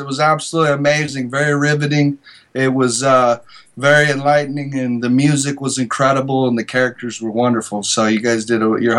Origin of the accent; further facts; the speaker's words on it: Goldendale, Washington, United States; moved away as an adult; now in Los Angeles, United States; I'm from a little town of Goldendale, Washington, about 3,200 people. And a place where you know everybody's dog's name.